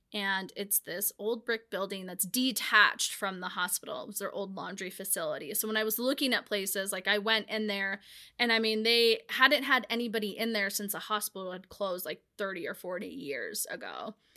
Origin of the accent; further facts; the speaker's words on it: Whitefish, Montana, United States; growing up in Whitefish